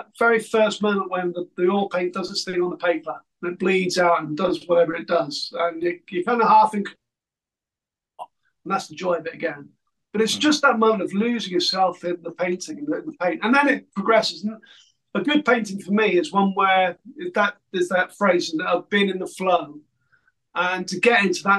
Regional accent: the Fens, East Anglia, East of England, United Kingdom; I grew up on the Fens in East Anglia

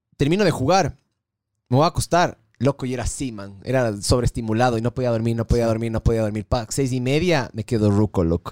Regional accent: Ecuador

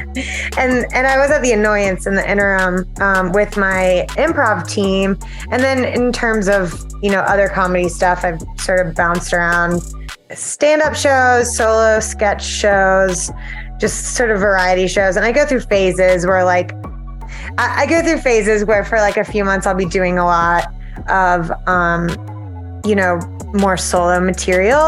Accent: South Carolina, United States; moved away as an adult; now in Chicago, United States; I'm from South Carolina originally

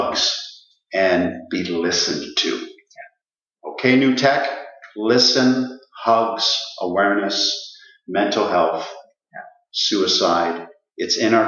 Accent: Ottawa, Ontario, Canada; the Riverside Park is where we grew up in Ottawa.

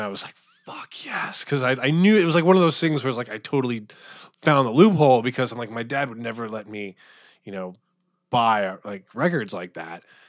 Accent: Phoenix, Arizona, United States; moved away as an adult; also born or lived in New York / Pittsburgh; I grew up in Phoenix

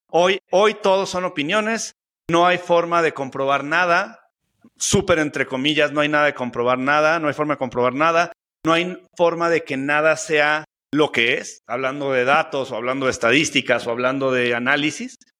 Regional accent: Mexico City, Mexico; soy chilango

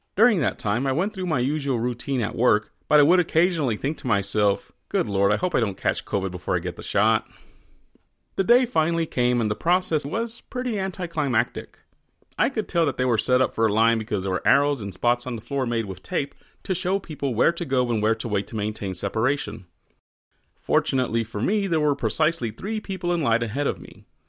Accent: Texas, United States; as a Texan

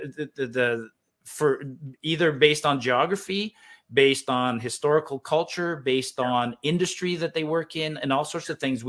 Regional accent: Ontario, Canada; So growing up in Ontario, I thought I'm either going to end up in automotive or pulp and paper.

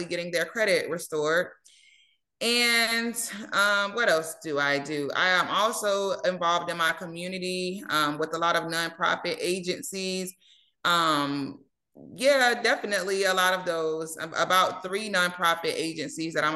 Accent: St. Petersburg, Florida, United States; now in Ruskin, United States; I am from St. Petersburg, Florida, originally. I did relocate and move to Ruskin, Florida

